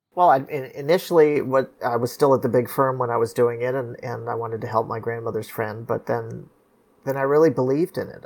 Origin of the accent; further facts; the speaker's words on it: Los Angeles, California, United States; growing up in Los Angeles